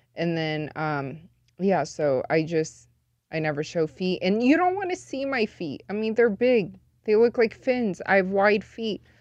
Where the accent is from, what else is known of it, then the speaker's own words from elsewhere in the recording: Las Vegas, Nevada, United States; born and raised in Vegas, but I am full Chinese.